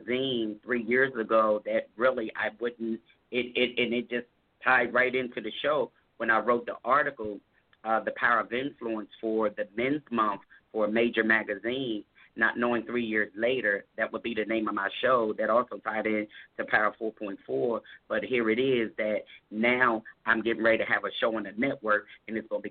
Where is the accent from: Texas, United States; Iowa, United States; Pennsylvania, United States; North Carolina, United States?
Pennsylvania, United States; Harrisburg; also born or lived in Baltimore, Maryland; my hometown in Harrisburg, PA